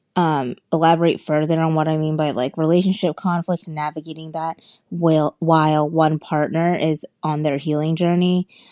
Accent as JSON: {"language": "English", "town": "Boston", "region": "Massachusetts", "country": "United States", "moved": "yes", "lives_now": "Seattle, United States", "said": "I'm originally from Boston, but I currently reside in Seattle."}